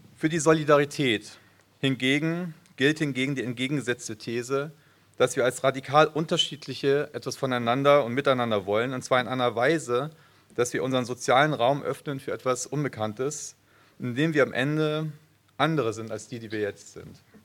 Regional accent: Frankfurt, Hesse, Germany; now in Cologne, Germany; ich bin in Frankfurt geboren, insofern doch Hesse

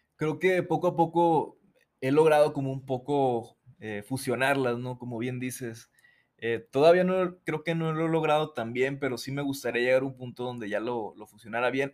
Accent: Mazatlán, Sinaloa, Mexico; moved away as an adult; also born or lived in Mexico City; yo nací en Mazatlán, soy de Mazatlán, Sinaloa, eh, vivía ahí hasta mis 21 años

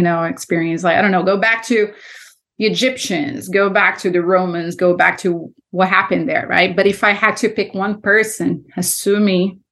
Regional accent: Brazil; moved away; also born or lived in Miami, United States; Growing up in Brazil, all my neighbors were Christians

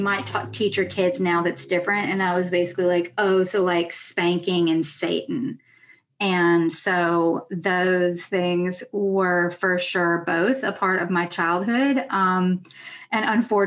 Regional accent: Jackson, Mississippi, United States; moved away as an adult; now in New York, United States; I grew up on Choctaw, Chickasaw, and Natchez territory, which is also called Jackson, Mississippi. And so I am also Southern

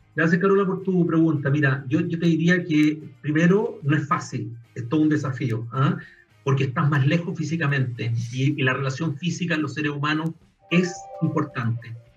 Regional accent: Chile; somos chilenos

